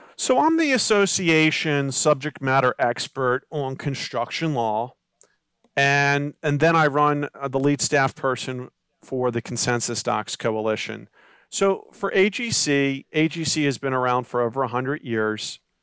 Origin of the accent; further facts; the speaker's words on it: Baltimore County, Maryland, United States; I'm from the Baltimore County area